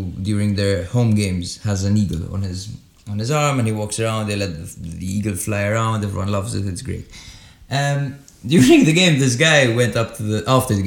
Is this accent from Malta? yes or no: yes; Malta; we're two Fennecs from Malta.